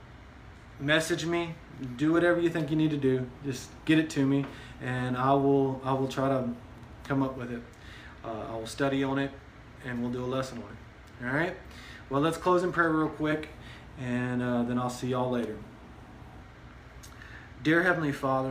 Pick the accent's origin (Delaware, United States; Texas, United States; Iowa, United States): Texas, United States; we live in Texas, right? We're a Texan